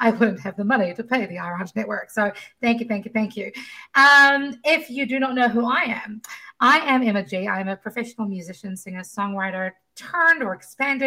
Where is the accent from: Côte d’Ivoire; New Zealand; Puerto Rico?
New Zealand; moved away; I come from New Zealand, where the education system is run very differently